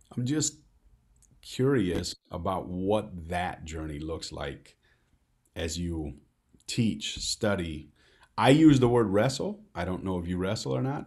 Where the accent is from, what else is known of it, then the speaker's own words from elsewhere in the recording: Midwest, United States; I'm from the Midwest